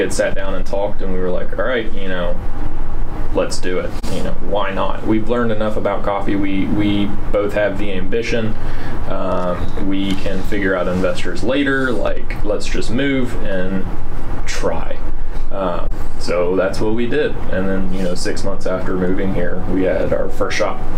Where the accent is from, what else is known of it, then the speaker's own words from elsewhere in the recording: Hattiesburg, Mississippi, United States; also born or lived in Gulfport; I was born and raised in South Mississippi, uh, technically born in Gulfport, raised in Hattiesburg